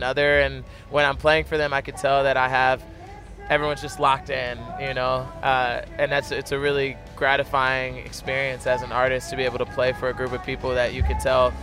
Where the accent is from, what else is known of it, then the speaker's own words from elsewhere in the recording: Burlington, New Jersey, United States; now in Nashville, United States; my hometown in Burlington, New Jersey